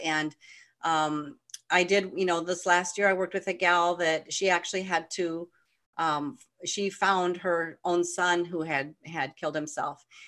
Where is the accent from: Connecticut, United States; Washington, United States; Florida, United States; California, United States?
California, United States; I grew up in California